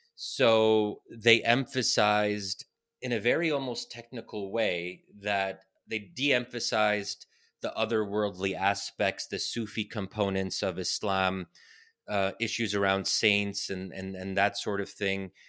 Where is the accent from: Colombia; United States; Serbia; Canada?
United States; me as an American Muslim born and raised here, I'm so thankful that I'm American and that my parents immigrated here